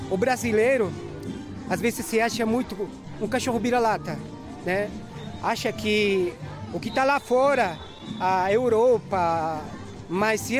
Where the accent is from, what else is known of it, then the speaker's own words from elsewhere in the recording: Bolivia; Portuguese is a second language; now in Brazil; Eu, por exemplo, que eu nasci lá, eu, meu sonho é retornar lá. Eu não nasci brasileiro, mas fiz do Brasil a minha casa, então eu fico dividido.